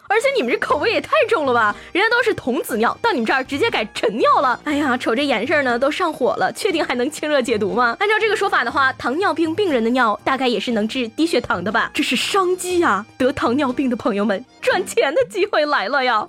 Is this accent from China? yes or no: yes; Shandong, China; 我们山东人开挖掘机